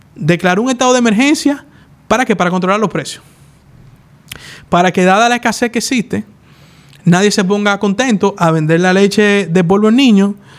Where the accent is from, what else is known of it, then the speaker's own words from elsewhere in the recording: Dominican Republic; Así somos nosotros los dominicanos